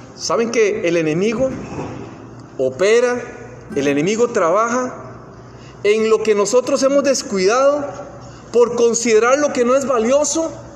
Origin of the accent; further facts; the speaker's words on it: Costa Rica; moved away; cuando vi a mi país natal, yo soy de Costa Rica, ya posiblemente ya lo han notado por el acento